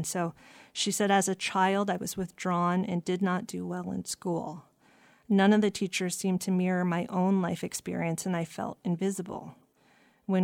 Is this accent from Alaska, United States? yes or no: yes; Sitka, Alaska, United States; I was born and raised here in Sitka, and I am the child of a raven frog, which means my father is originally from this area. He's Kiksedi, and I am the grandchild of a raven dog salmon.